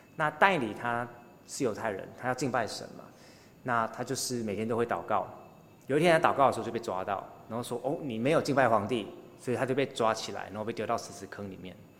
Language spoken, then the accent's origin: Chinese; Taiwan; 我们作为台湾人